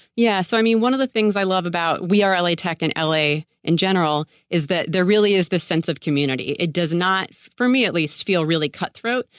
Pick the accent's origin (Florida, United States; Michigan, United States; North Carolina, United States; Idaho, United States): Florida, United States; Tampa; also born or lived in New York City, United States; now in Santa Monica, United States; I grew up in Tampa Bay